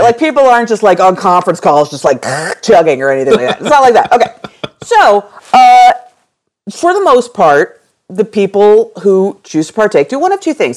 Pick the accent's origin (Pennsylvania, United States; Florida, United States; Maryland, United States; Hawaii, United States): Pennsylvania, United States; Philadelphia; I'm from Philadelphia